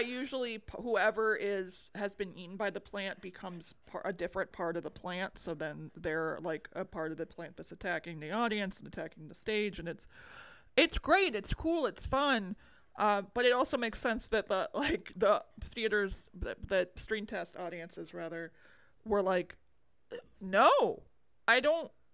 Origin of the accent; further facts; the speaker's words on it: United States; I'm American